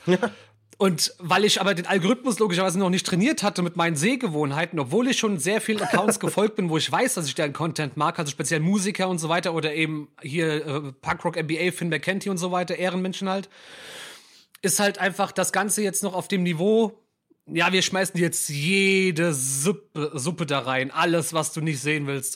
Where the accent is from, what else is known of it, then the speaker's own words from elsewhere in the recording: Mainz, Rhineland-Palatinate, Germany; ich als gebürtiger Mainzer